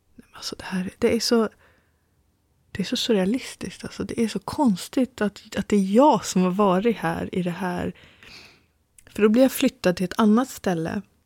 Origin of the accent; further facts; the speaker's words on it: Sweden; jag är ju liksom svensk